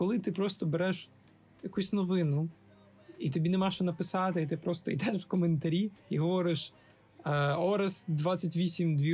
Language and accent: Ukrainian; Vinnytsia, Vinnytsia Oblast, Ukraine; Абсолютно, я з Вінниці